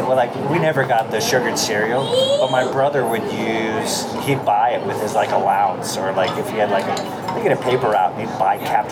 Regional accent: Ellendale, North Dakota, United States; now in California, United States; I'm kind of a Midwest kid, but I mean, that was like North Dakota.

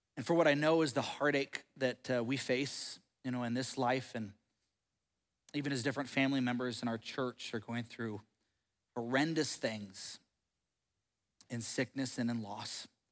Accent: United States

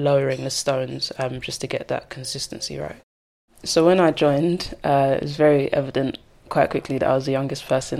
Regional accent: London, United Kingdom; I grew up in Walthamstow.

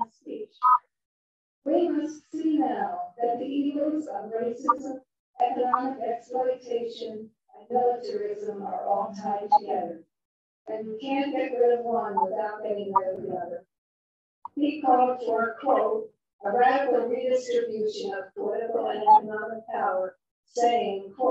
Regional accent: Camden, New Jersey, United States; now in Connecticut, United States; grew up on the Union Picket Line in Campbell Soup in Camden, New Jersey, where my father worked.

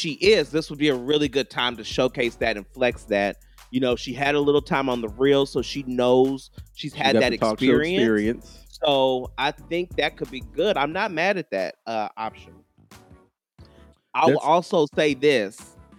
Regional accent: Texas, United States; and I'm also from Texas as well.

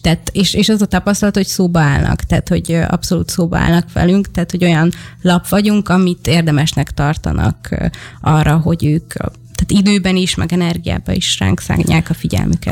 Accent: Debrecen, Hajdú-Bihar, Hungary; én debreceni vagyok, és a debreceni gyülekezetben volt egy nagy plakát

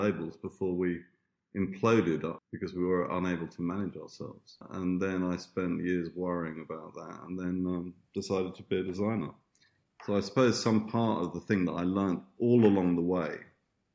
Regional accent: Tunbridge Wells, South East England, United Kingdom; also born or lived in Italy / Australia; I grew up on a farm, which after my mother married this rich Italian, he was trying to play at being an English country gentleman. He had this lovely farm in Tunbridge, outside Tunbridge Wells in Kent.

